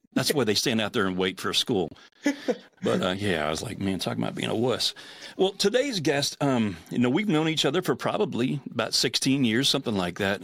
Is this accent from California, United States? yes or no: no; Pittsburgh, Pennsylvania, United States; I'm a Steelers fan. That's where I grew up.